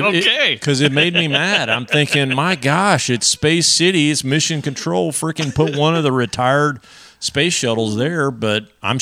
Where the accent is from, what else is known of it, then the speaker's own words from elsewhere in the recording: Texas, United States; as an American, as a Texan